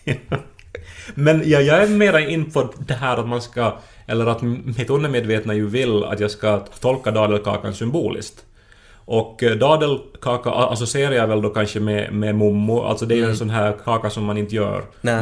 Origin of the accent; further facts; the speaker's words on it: Esse, Ostrobothnia, Finland; moved away; Jag var hemma i Esse i veckan